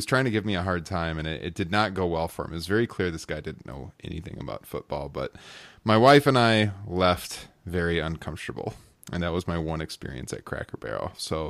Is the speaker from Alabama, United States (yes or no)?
no; Iowa, United States; hey, I'm from Iowa.